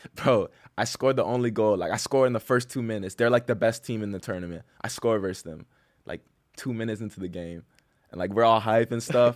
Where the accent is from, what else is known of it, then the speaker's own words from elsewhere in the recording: Titusville, Florida, United States; also born or lived in Cocoa Beach, Florida; I'm from Titusville, Florida